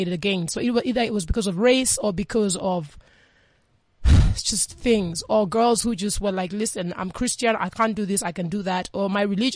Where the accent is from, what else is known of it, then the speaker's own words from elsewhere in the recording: Kenya; moved away; also born or lived in New York; I'm born and raised in Kenya for most part